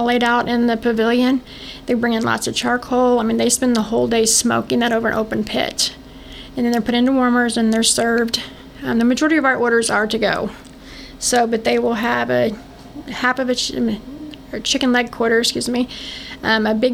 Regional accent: Fort Scott, Kansas, United States; now in Vernon County, United States; I grew up in Fort Scott, in Northeast Scott, 4-H Club.

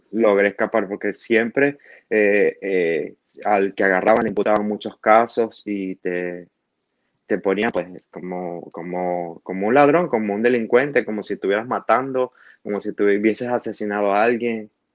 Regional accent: Maracaibo, Zulia, Venezuela; moved away as an adult; also born or lived in Caracas / Los Teques / Cancún / Mexico City; now in Orlando, United States; yo nací en Maracaibo, Estado Zulia, y ya pues cuando más de mi adolescencia, por así decirlo, después de los 20 me fui para Caracas allá estudié y allá viví

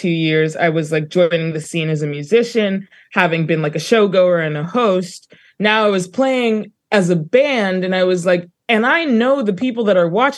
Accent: Johannesburg, Gauteng, South Africa; also born or lived in New Brunswick, New Jersey / Brooklyn; now in Queens, United States; growing up in Johannesburg as it was when I moved to New Jersey

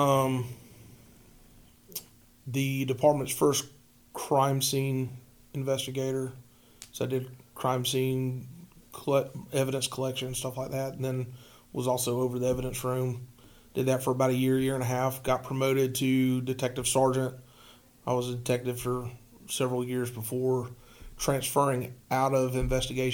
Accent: Riverdale, Georgia, United States; also born or lived in Coweta County, Georgia; Born and raised in Riverdale

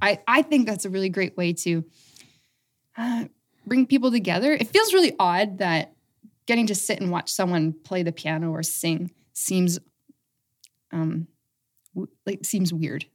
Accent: Aylmer, Ontario, Canada; moved away as an adult; also born or lived in London, Ontario / Calgary / Toronto; I grew up in Elmer. I went away for quite a while, and I've just come back recently

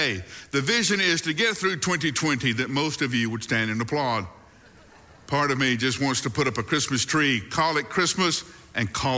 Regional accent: the South, United States; one of the great things about growing up in the South is you have appropriate phrases for just about every situation

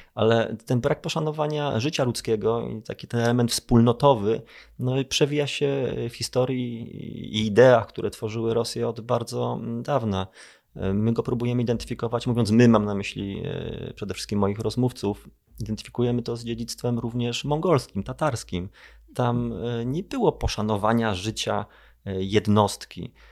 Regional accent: Kraków, Lesser Poland, Poland; ja jestem z Krakowa

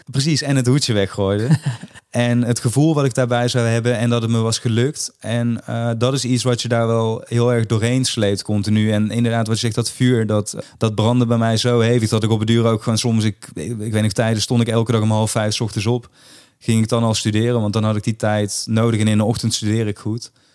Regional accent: Limburg, Netherlands; in Limburg, waar ik vandaan kom

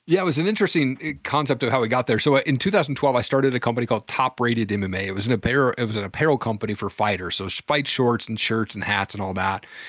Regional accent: Washington, United States; There was a community college where I grew up in Washington

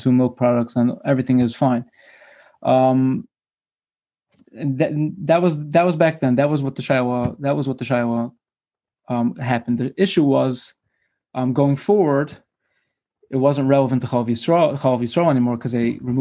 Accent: Brooklyn, New York, United States; I was born and bred in Brooklyn

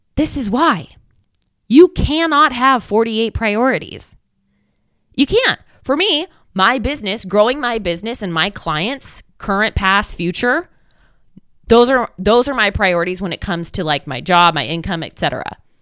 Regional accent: Oregon, United States; I'm from Oregon

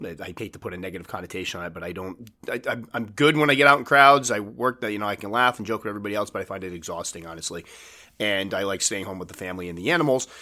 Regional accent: New England, United States; I'm from New England

